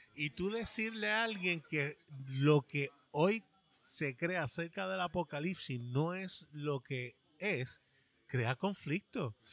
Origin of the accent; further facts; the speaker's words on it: New York, United States; now in Puerto Rico; Yo me crié en un estado, en el estado de Nueva York